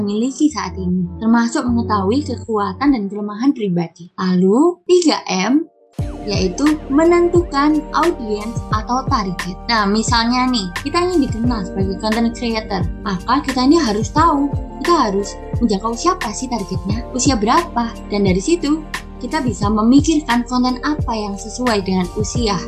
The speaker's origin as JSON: {"language": "Indonesian", "town": "Sidoarjo", "region": "East Java", "country": "Indonesia", "said": "Aku berasal dari Sidoarjo, Jawa Timur"}